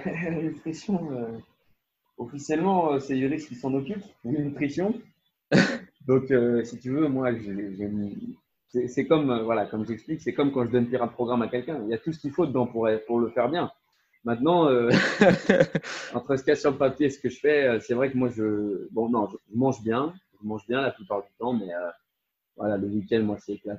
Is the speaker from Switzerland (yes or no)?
no; France; now in Netherlands; je suis français, mais j'habite aux, Pays-Bas